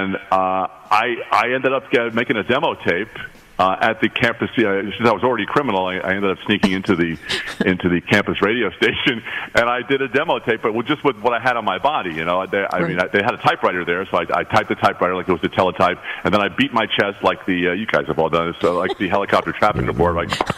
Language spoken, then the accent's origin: English; Garden City, New York, United States; moved away; also born or lived in Raleigh, North Carolina; I grew up on Long Island